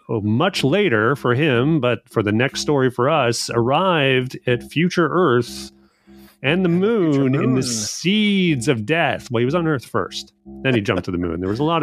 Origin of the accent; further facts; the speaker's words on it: Edmonton, Alberta, Canada; I am also from Edmonton